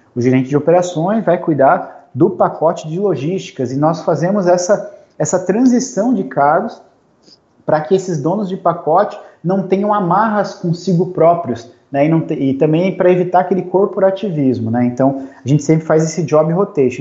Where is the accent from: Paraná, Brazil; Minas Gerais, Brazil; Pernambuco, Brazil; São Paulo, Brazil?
Paraná, Brazil; Curitiba; now in Joinville, Brazil; eu sou curitibano, moro aqui em Joinville, Santa Catarina